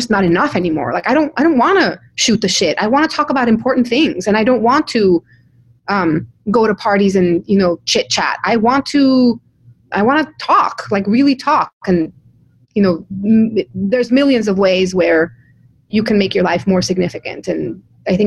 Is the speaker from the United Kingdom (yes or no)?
no; Mexico; moved away; I come from Mexico.